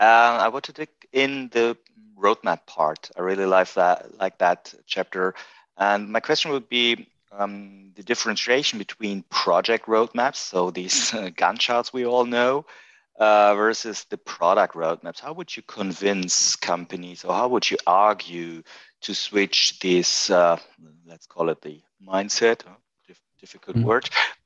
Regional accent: Germany; I'm from Germany as well

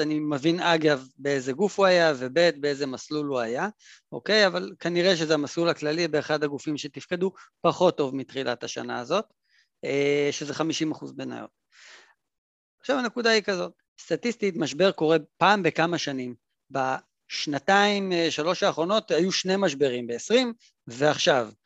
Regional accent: Israel; אנחנו אגב, במיוחד כישראלים

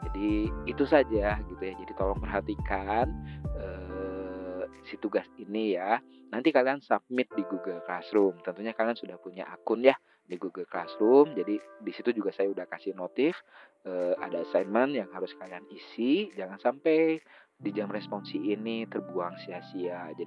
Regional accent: Bandung, West Java, Indonesia; saya besar di Bandung jadi eh, teman-teman yang ada di luar Bandung atau besar di luar Bandung, kalau misalkan kalian agak tidak mengerti bahasa saya karena kadang saya teh ngomong teh selalu ada campuran bahasa Sunda gitu ya.

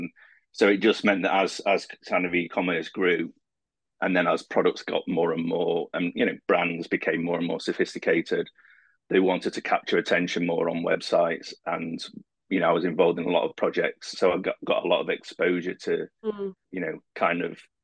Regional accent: Sheffield, Yorkshire and the Humber, United Kingdom; moved away as an adult; now in Dublin, Ireland; I'm originally from Sheffield in the UK. I moved to Dublin just over 8 years ago

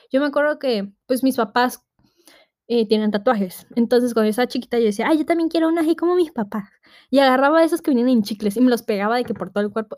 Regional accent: Tabasco, Mexico; yo soy de Tabasco

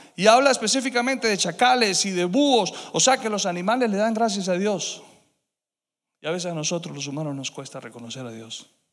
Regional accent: Colombia; moved away; me tocó a mí ser colombiano

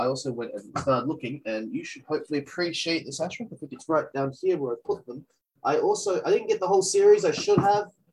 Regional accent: Australia; I'm Australian

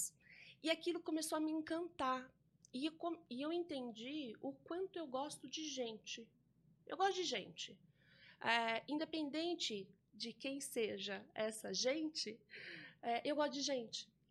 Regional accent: São Roque, São Paulo, Brazil; eu sou nascida em São Roque, é, aqui no interior de São Paulo também

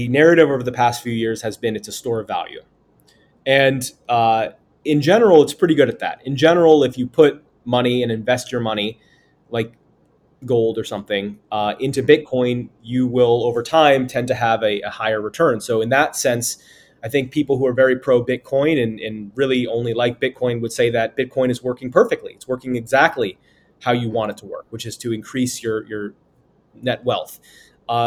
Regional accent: United States; as an American

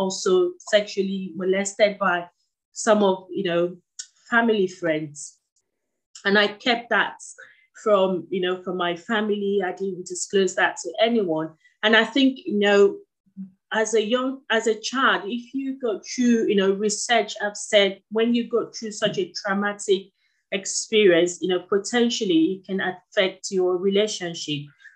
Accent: Nigeria; moved away; He sent me to some of the best schools in Nigeria

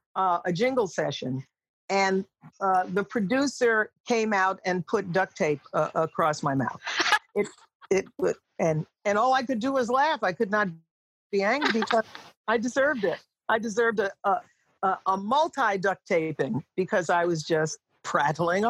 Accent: Long Island, New York, United States; I grew up in Long Island

